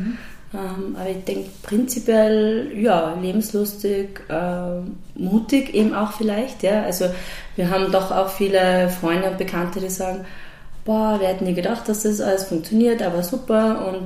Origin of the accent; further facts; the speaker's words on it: Graz, Styria, Austria; also born or lived in Leoben; ich bin eigentlich ursprünglich aus Leoben ähm, und meine Eltern sind dann aber schon recht früh nach Graz ähm, gezogen und bin in Graz aufgewachsen und habe hab dort die Schule besucht und studiert